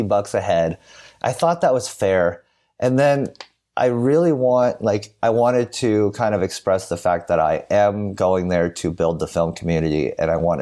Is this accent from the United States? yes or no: yes; California, United States; I'm from California